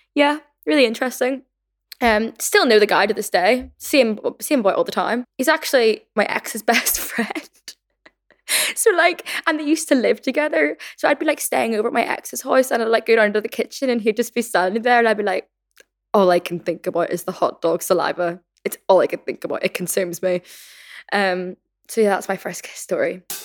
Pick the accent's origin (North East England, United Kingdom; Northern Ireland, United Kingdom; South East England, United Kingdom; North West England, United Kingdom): Northern Ireland, United Kingdom; growing up in Northern Ireland slash my childhood experiences